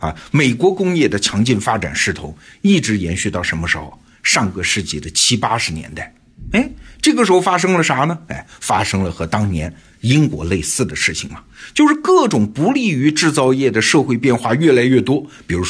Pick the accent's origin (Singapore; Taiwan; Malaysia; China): China; 我们中国人